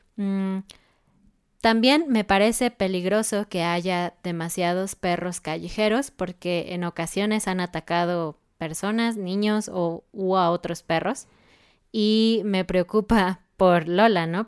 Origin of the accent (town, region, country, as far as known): Mexico